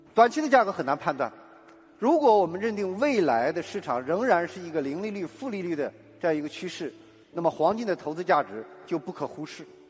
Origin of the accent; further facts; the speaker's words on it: China; 作为一个中国人， 作为二零二零年我们率先复苏的中国人